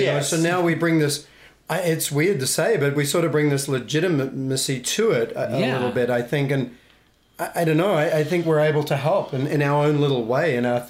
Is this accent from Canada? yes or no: no; Australia; moved away; I'm Australian.